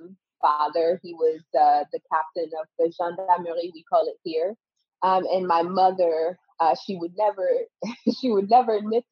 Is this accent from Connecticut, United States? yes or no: yes; Connecticut, United States; also born or lived in Benin; I grew up in Connecticut from 10 till about 17 years old. I grew up in Connecticut